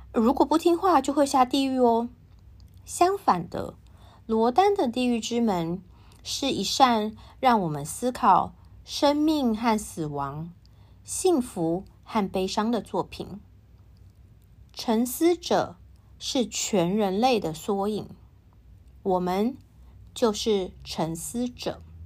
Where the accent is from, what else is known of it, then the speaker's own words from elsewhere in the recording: Taiwan; 我是台湾人